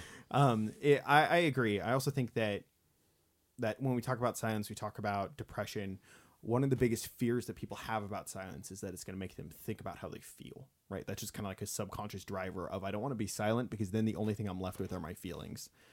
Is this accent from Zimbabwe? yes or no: no; Bakersfield, California, United States; my hometown of Bakersfield